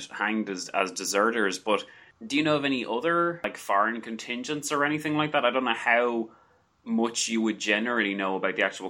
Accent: Ireland; I'm Irish

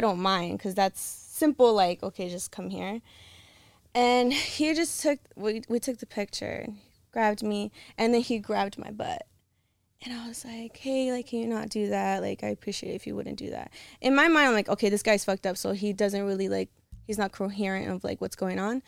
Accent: Los Angeles, California, United States; California, but I'm from L A.

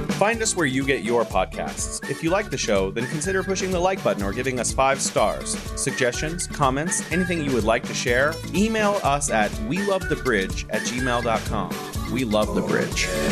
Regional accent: California, United States; growing up in California

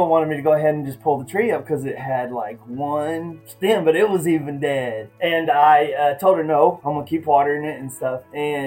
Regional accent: Okmulgee, Oklahoma, United States; Okmulgee, Oklahoma

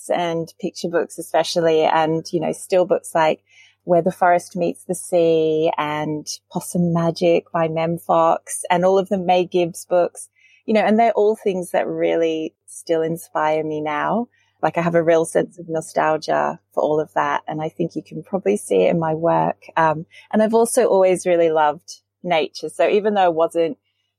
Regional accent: Sydney, New South Wales, Australia; also born or lived in Lancashire, England; my sort of earliest real memories are of Australia and growing up on the Northern Beaches.

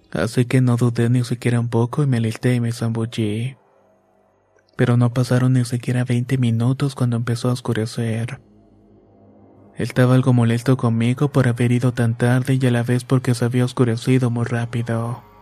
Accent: State of Mexico, Mexico; born there; Vivo en Chalco, Estado de México y tengo 27 años. Nací en Chico, aunque mis padres son originarios de Oaxaca.

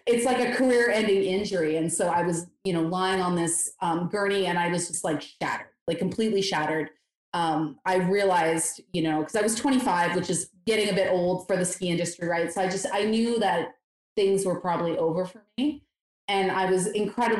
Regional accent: Eastern Canada, Ontario, Canada; moved away as an adult; I grew up in Eastern Canada

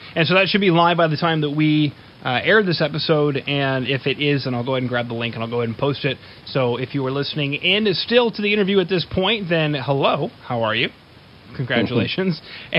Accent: Winnipeg, Manitoba, Canada; now in Edmonton, Canada; I'm not from Edmonton originally, I'm from Winnipeg

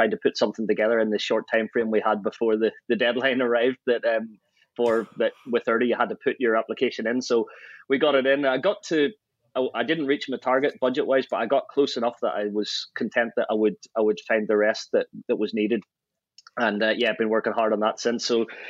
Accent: Ireland; I think because I grew up in Ireland and the road racing scene

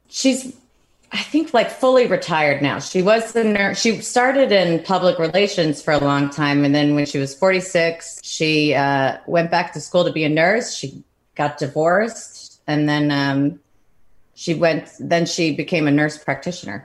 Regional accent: Oak Park, Illinois, United States; moved away; I grew up in Oak Park

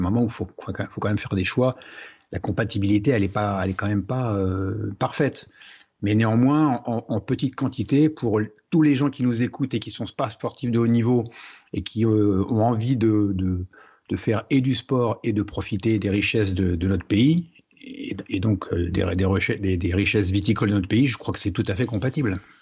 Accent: Troyes, Grand Est, France; also born or lived in Marne valley; Je suis né à Troyes, dans l'Aube, donc euh, pays du Champagne.

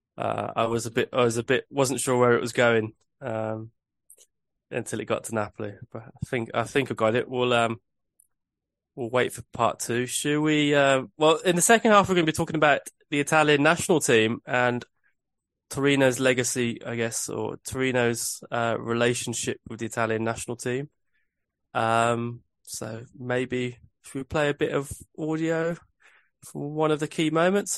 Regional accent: England, United Kingdom; I'm English

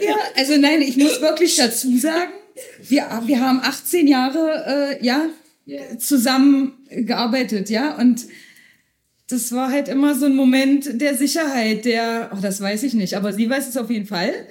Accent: Schönebeck, Saxony-Anhalt, Germany; ich habe die Ausbildung zu Ende gemacht in Schönebeck, da wo ich herkomme

